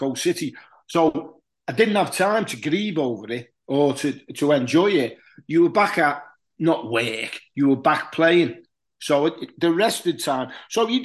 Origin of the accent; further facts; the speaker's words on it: Huyton, North West England, United Kingdom; also born or lived in Liverpool; a kid who was brought up in Highton, which is just outside Liverpool. I was born in Liverpool.